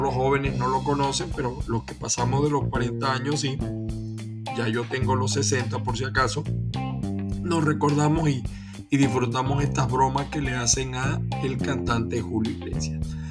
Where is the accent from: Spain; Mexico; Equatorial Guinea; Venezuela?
Venezuela; now in United States